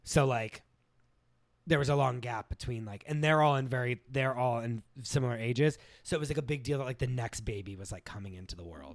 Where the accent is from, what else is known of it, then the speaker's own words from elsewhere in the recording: New Castle, Pennsylvania, United States; moved away; born in Newcastle, Pennsylvania, um, which is an hour north of Pittsburgh, fifteen minutes from the Ohio border.